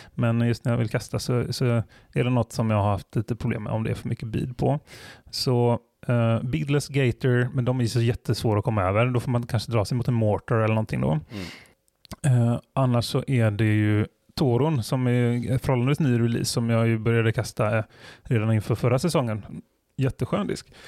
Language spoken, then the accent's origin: Swedish; Bohuslän, Västra Götaland, Sweden; jag är från Bohuslän och öarna där folk iar och sånt